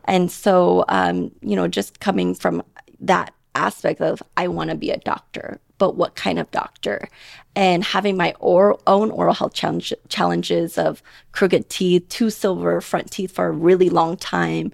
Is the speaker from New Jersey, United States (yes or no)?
no; Portland, Oregon, United States; moved away as an adult; also born or lived in Thailand; now in Las Vegas, United States; I'm from Portland, Oregon